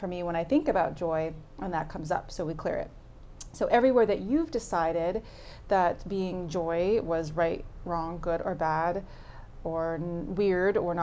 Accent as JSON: {"language": "English", "town": "New York City", "region": "New York", "country": "United States", "tie": "born or raised there", "said": "I grew up in Brooklyn, New York"}